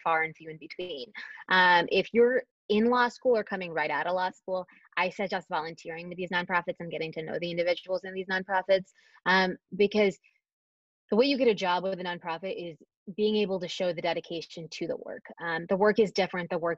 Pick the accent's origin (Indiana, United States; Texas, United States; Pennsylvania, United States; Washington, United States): Texas, United States; Dallas; moved away as an adult; I'm from the Dallas area, I left for a very long time